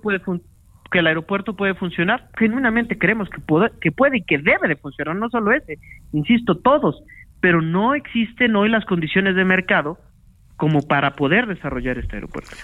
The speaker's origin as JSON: {"language": "Spanish", "country": "Mexico", "said": "como mexicanos"}